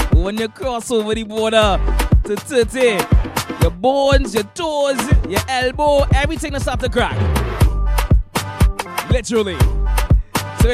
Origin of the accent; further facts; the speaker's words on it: New Jersey, United States; I can say my hometown, my home city, my home state, sorry. I've been here for the better part of 22 years of my life. New Jersey.